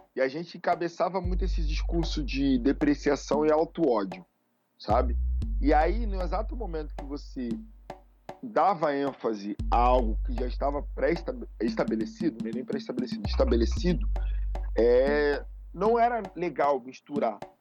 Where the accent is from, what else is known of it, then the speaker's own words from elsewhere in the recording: Rio de Janeiro, Brazil; Eu que sou de Bangu, tinha o Cassino Bangu e o Bangu Atlético